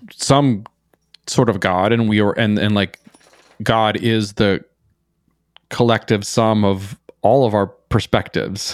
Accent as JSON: {"language": "English", "region": "Minnesota", "country": "United States", "tie": "born or raised there", "also_born_or_lived": "New York City", "moved": "as an adult", "said": "growing up in Minnesota, especially in a small town"}